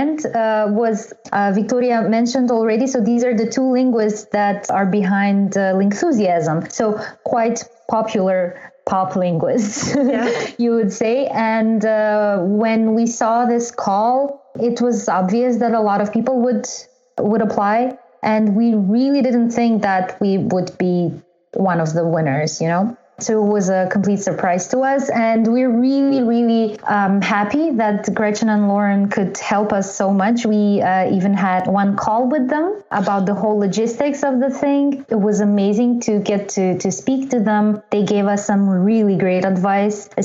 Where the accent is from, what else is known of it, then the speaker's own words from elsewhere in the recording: Skopje, North Macedonia; moved away as an adult; now in Ljubljana, Slovenia; I'm from Skopje, Macedonia.